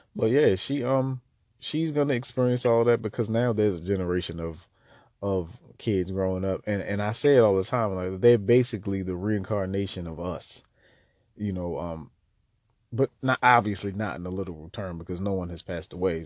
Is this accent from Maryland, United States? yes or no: yes; Baltimore, Maryland, United States; I was born in Baltimore City, uh, born and raised just about my entire life on the east side of town.